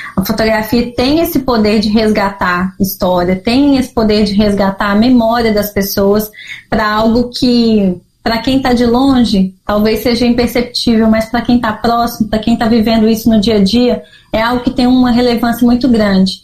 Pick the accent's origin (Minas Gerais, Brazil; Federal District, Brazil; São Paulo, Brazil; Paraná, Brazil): Minas Gerais, Brazil; eu ainda não entendia como mineira, assim, né? O que, que é ser mineira? Ah, vim de uma terra de montanhas, de cafezinho, de pessoas acolhedoras